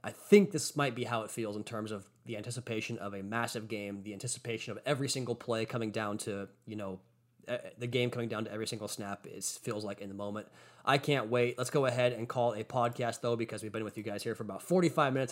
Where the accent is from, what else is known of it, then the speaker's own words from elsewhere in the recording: Washington, United States; moved away; my Seattle Mariners as a baseball team back from my home state.